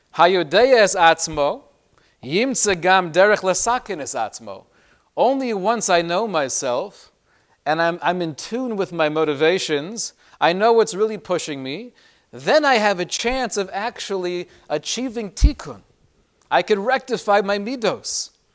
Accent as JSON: {"language": "English", "town": "Los Angeles", "region": "California", "country": "United States", "tie": "born or raised there", "said": "when I was growing up in L A and I was in high school"}